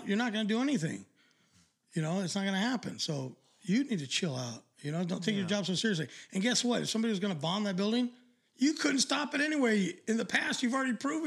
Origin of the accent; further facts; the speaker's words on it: Los Angeles, California, United States; I was born in East